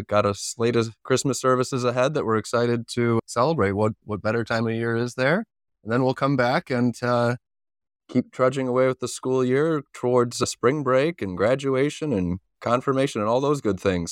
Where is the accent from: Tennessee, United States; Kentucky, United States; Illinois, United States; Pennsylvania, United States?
Illinois, United States; Chicago; now in Corcoran, United States; I grew up in the suburbs of Chicago